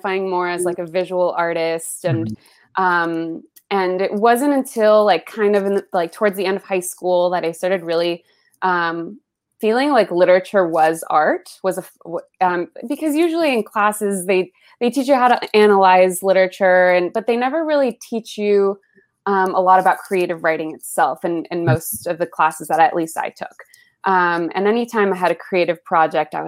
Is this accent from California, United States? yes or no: yes; Los Altos, California, United States; first language Spanish; English is a second language; also born or lived in Colombia; I'm from the Bay Area, from a town called Los Altos, sleepy little Bay Area town